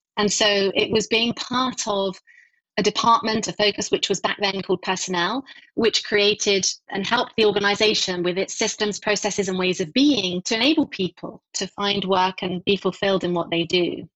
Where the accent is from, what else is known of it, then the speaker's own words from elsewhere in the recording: Essex, East of England, United Kingdom; also born or lived in London; I grew up just outside London, probably half an hour east of London in a county called Essex